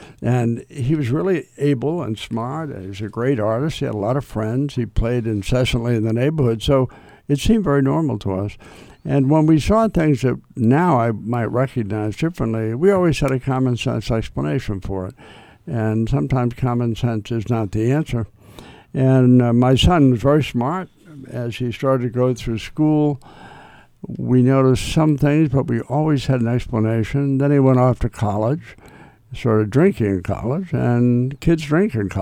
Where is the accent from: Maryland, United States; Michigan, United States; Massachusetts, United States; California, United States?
Massachusetts, United States; Wakefield; I grew up in Wakefield.